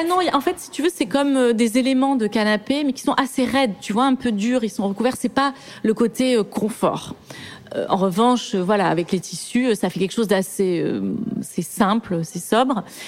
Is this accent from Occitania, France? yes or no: yes; Toulouse, Occitania, France; moved away; j'ai grandi à Toulouse euh, dans une maison